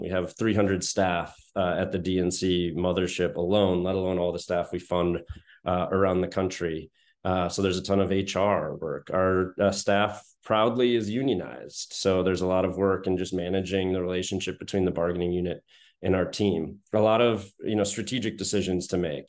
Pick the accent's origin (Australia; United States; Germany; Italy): United States; Madison, Wisconsin; moved away as an adult; now in Washington, D.C., United States; I was born and raised in Madison